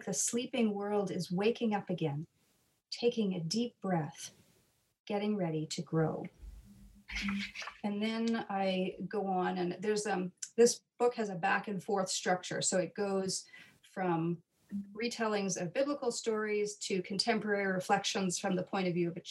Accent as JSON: {"language": "English", "region": "Nova Scotia", "country": "Canada", "tie": "born or raised there", "said": "I grew up in Nova Scotia"}